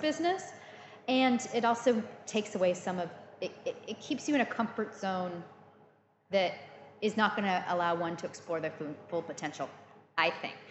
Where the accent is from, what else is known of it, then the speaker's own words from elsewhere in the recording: Central Valley, California, United States; moved away as an adult; also born or lived in Illinois, United States / South London, United Kingdom; now in London, United Kingdom; I grew up in Illinois, but I spent my, you know, uh, child later childhood and teen years in a community in the Central Valley